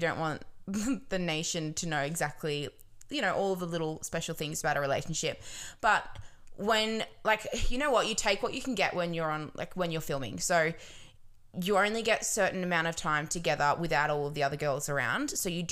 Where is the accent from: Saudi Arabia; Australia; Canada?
Australia; Wollongong, New South Wales; also born or lived in Robertson, New South Wales; I grew up in Robertson